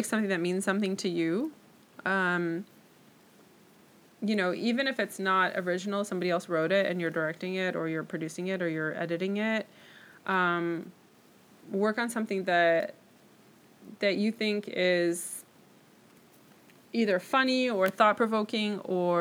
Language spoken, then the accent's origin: English; St. Paul, Minnesota, United States; moved away as an adult; also born or lived in San Francisco, California / Sacramento, California; now in Los Angeles, United States; St. Paul, actually